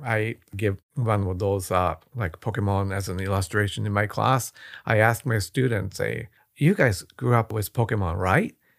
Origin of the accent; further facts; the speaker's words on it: Japan; moved away; I was born and raised in Japan. I speak the language.